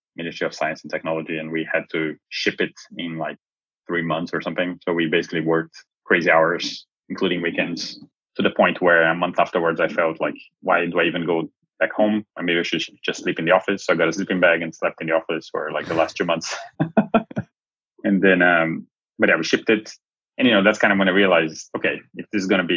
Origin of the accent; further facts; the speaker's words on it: Brazil; moved away as an adult; also born or lived in Helsinki, Finland; now in Lisbon, Portugal; I'm from Brazil originally